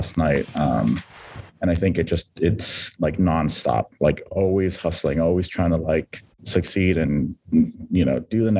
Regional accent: San Diego, California, United States; I was born and raised in San Diego, California.

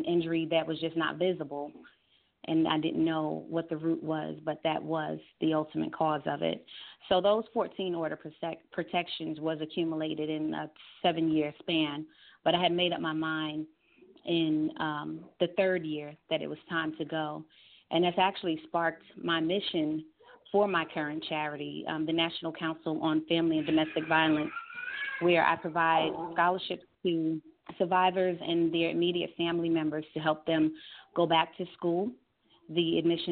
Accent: New York, United States; moved away as an adult; now in Georgia, United States; I had to leave my home state, which is New York.

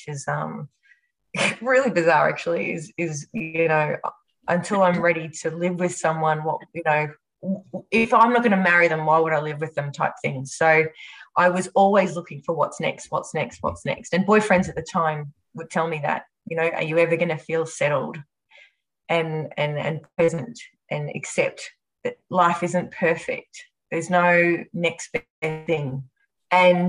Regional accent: Australia; also born or lived in Japan

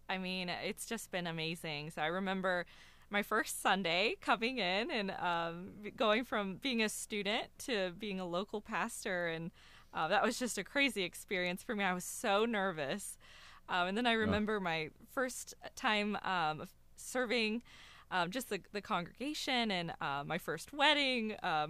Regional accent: Loveland, Ohio, United States; So I grew up in Loveland in Cincinnati.

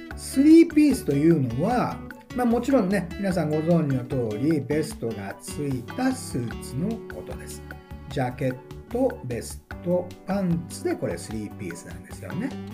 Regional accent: Okayama, Japan; 私、岡山の出身でございまして

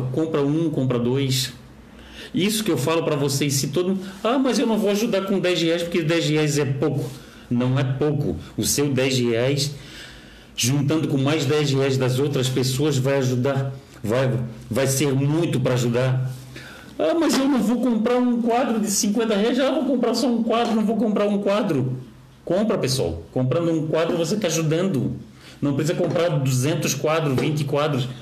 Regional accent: Florianópolis, Santa Catarina, Brazil; eu tenho orgulho de ser de Florianópolis, eu tenho orgulho de ter vindo aqui do Saco Grande 1, que hoje é João Paulo

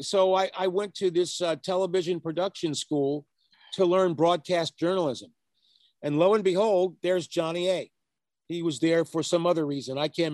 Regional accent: Pennsylvania, United States; moved away; also born or lived in Fairbanks, Alaska; I grew up in Pennsylvania and then Alaska because my father worked for the government. And I came back to the East Coast for high school and sort of grew up in a suburb of Philadelphia. And so, you know, my roots are East Coast, PA, and also Fairbanks, Alaska, kind of a mix.

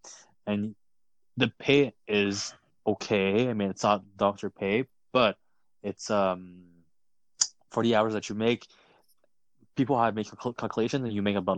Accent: Quebec, Canada; I'm from Quebec and Canada.

